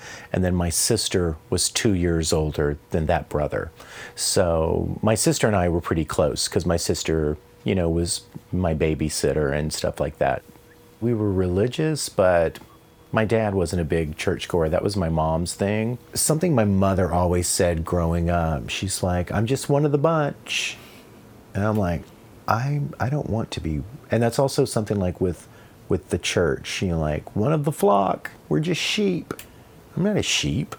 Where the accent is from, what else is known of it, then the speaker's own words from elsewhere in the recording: Tallulah, Louisiana, United States; moved away; also born or lived in Vicksburg, Mississippi; Hometown was Tallulah, Louisiana